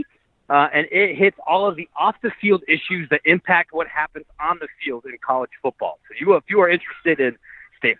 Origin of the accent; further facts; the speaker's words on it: Ohio, United States; moved away; my home state where I grew up in Ohio